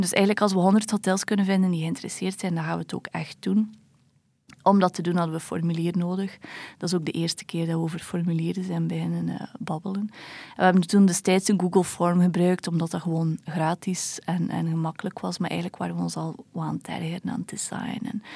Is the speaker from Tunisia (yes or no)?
no; Belgium; als Belg